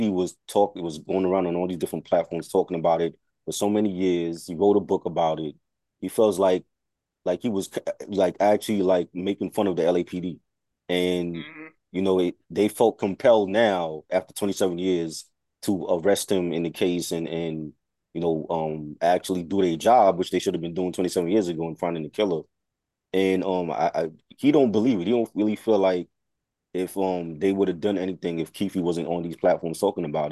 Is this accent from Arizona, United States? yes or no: no; New York, United States